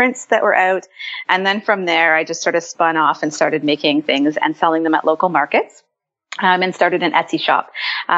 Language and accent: English; Ontario, Canada; I am from Ontario, Canada.